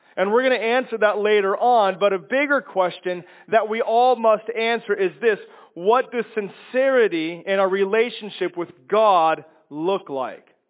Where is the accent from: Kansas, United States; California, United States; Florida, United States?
Kansas, United States; moved away; also born or lived in Chicago, Illinois; I, I come from Kansas and lived in Chicago for 22 years